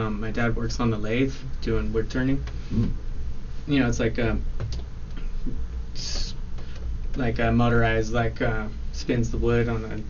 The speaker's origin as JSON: {"language": "English", "town": "Carmel-by-the-Sea", "region": "California", "country": "United States", "tie": "born or raised there", "said": "I was born in Carmel, three blocks from the beach in Carmel. Yeah, Carmel by the sea."}